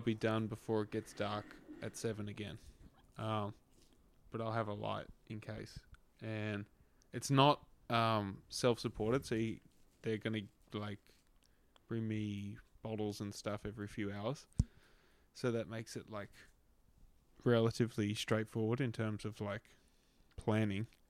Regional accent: Australia; growing up in Australia

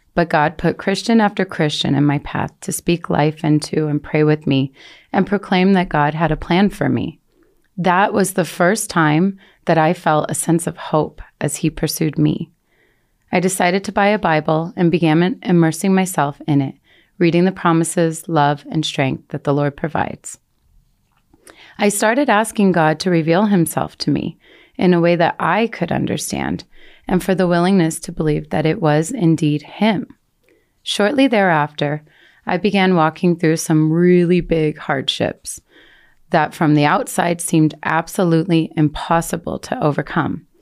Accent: Colorado, United States; moved away as an adult; I was able to move back to Colorado. I had never wanted to return to the US, let alone to my hometown

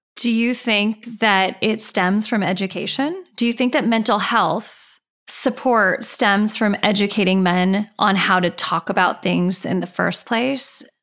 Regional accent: Laguna Beach, California, United States; I grew up in Laguna Beach.

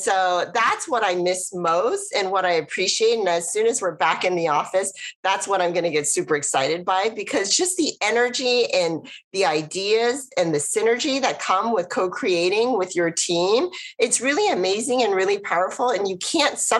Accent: the Bay Area, California, United States; I grew up in the Bay Area.

